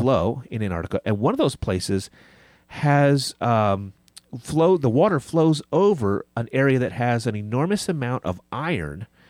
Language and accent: English; United States; I'm an American and I'm a Christian.